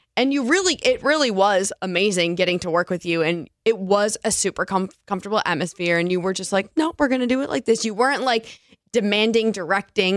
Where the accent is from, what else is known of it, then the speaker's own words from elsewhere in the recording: East Coast, United States; moved away; Growing up on the East Coast